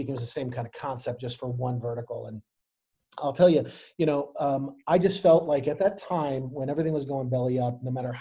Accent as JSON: {"language": "English", "town": "Chicago", "region": "Illinois", "country": "United States", "moved": "as an adult", "lives_now": "Anne Arundel County, United States", "said": "I myself am not from Maryland originally. I'm from Chicago"}